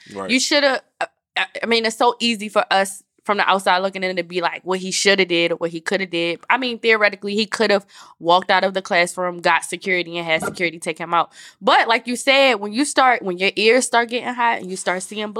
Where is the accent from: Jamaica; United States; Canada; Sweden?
United States; Baltimore, Maryland; I'm from Baltimore, so like I'm good in the hood, but this ain't my fucking hood.